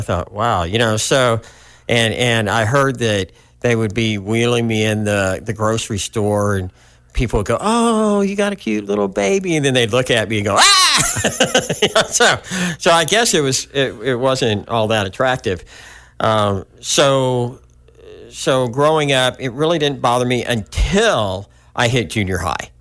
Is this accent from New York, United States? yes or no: no; Hot Springs, Arkansas, United States; I was born in Hot Springs, Arkansas, which really isn't too far from where we are now.